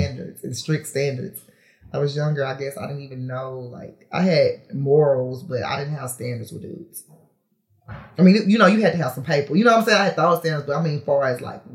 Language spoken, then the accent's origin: English; Houston, Texas, United States; I'm from Houston, but I'm from the north side of Houston.